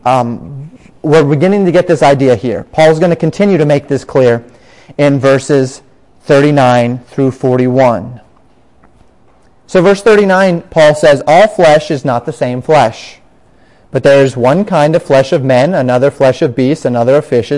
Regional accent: Colorado, United States; moved away as an adult; also born or lived in Florida; growing up in Colorado, grew up with that fondness in my heart for the Rocky Mountains

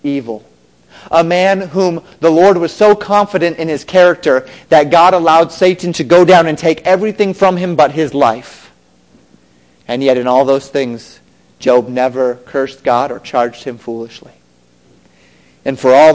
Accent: Colorado, United States; moved away; I grew up in Colorado.

